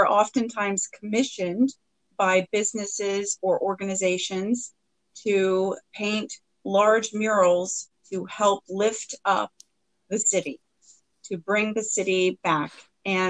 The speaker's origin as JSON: {"language": "English", "town": "Wichita", "region": "Kansas", "country": "United States", "tie": "born or raised there", "said": "we grew up in Wichita, Kansas"}